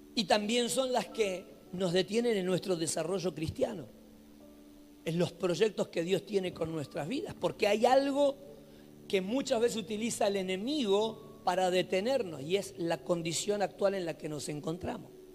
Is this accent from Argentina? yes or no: yes; Buenos Aires, Argentina; now in Santiago del Estero, Argentina; yo soy de Buenos Aires, pero estoy en Santa Isabel, Natamiski